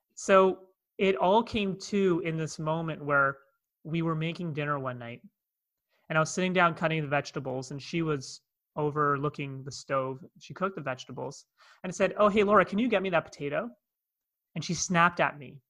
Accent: Toronto, Ontario, Canada; accent: North American; moved away as an adult; now in Cape Town, South Africa; you can hear by my accent, I'm from North America, I'm from Toronto, Canada

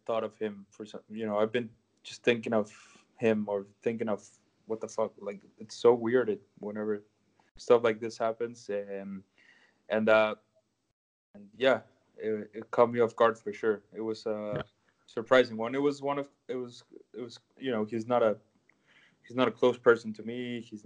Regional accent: Monterrey, Nuevo León, Mexico; moved away; Growing up in Monterrey

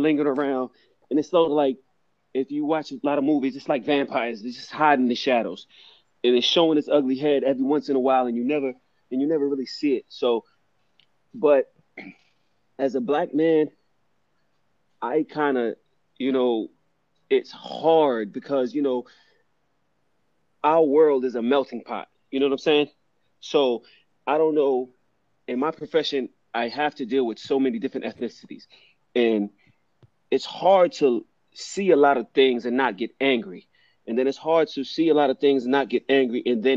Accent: New York, United States; I'm from New York.

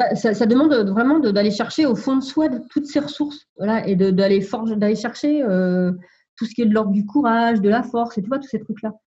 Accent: Sologne, Centre-Val de Loire, France; je suis originaire de la Sologne, c'est le centre de la France

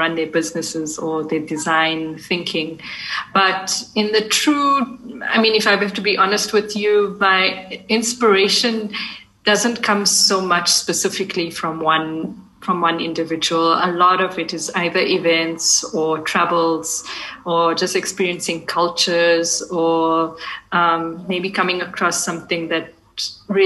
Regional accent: South Africa; But I'm Indian by my race, but I'm born South Africa. I'm a fourth generation in South African Indian of Gujarati heritage.

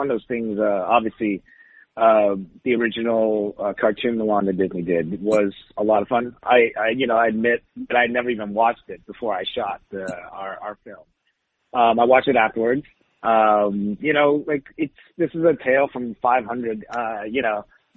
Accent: Saint John, New Brunswick, Canada; also born or lived in Taiwan; when we moved from Taiwan, I was like 5. So, you know, I kind of basically was completely raised. You know, I remember a lot of Taiwan as a kid, but still I was raised mostly in Canada in a small place called St. John, New Brunswick

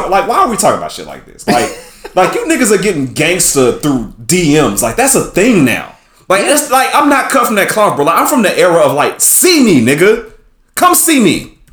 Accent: Atlanta, Georgia, United States; like you know, I'm from Atlanta, so I ain't gonna shit on him, man.

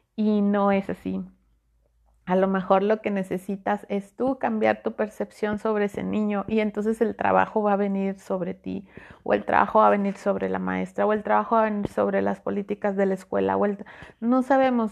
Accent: Mexico; yo soy mexicana, yo estoy en México, en, en Monterrey

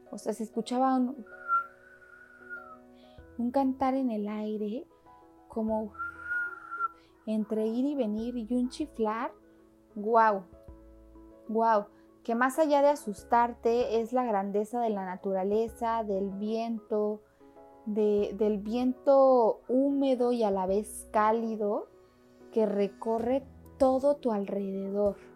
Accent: Mexico City, Mexico; Yo como chilanga estoy acostumbrada a que en la Ciudad de México pues he vivido diferentes temblores

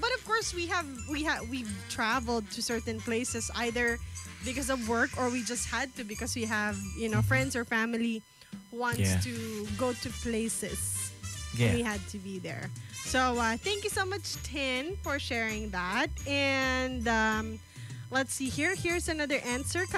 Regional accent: Calabarzon, Philippines; now in Davao, Philippines; I'm from Cavite.

